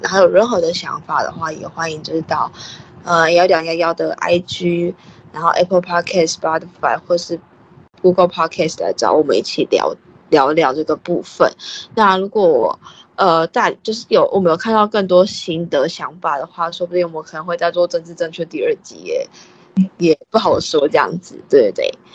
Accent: Taiwan; 我们是在台湾长大的嘛

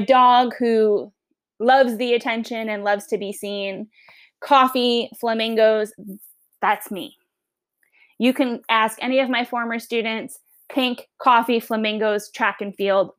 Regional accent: Long Island, New York, United States; accent: Long Island; now in Virginia, United States; I'm originally from New York, Long Island

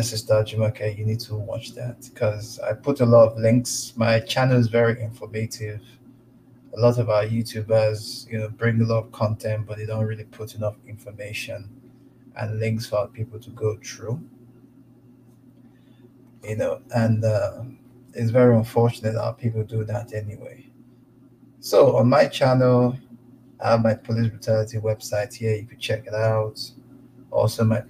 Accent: Igbo, Igboland, Nigeria; now in United States; I'm from the Igbo tribe

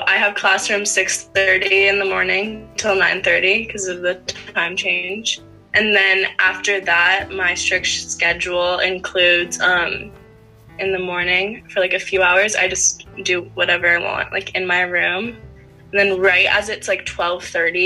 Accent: Sebastopol, California, United States; also born or lived in Palo Alto, California; I'm from Sebastopol, California

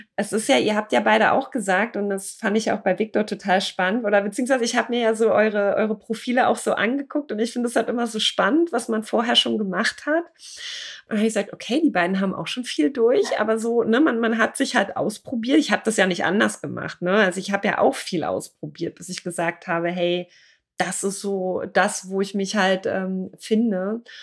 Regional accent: Germany; wir als Deutsche

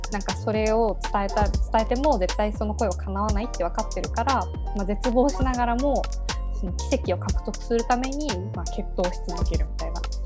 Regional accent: Yamaguchi, Japan; born or raised there; moved away as an adult; now in Kanto, Japan

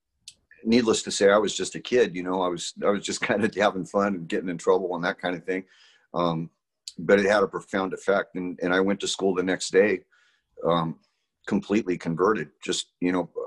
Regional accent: Salinas, California, United States; I was born in Salinas, California

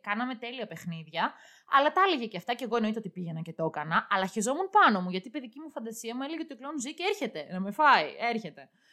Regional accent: Valtochori, Central Macedonia, Greece; το χωριό μου είναι ε, βαλτοχώρι

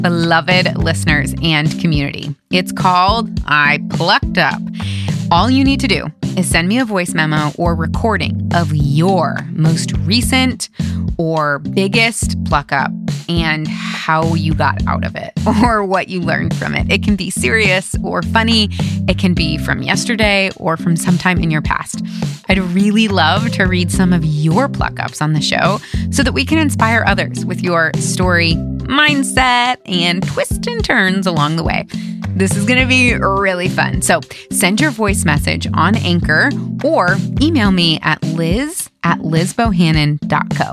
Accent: Midwest, United States; I was born and raised in the Midwest

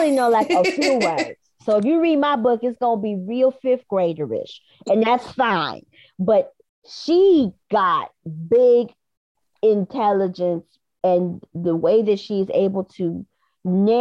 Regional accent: Midwest, United States; we're from the Midwest. Our parents were working people

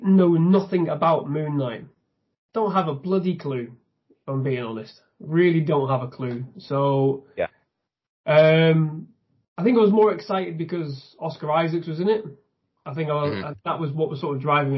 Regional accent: the north of England, United Kingdom; I, am from the north of England

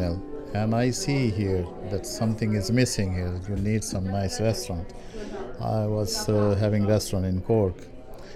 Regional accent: Netherlands; moved away as an adult; now in Ireland; I am from Netherlands, so I stay all my life in Netherlands

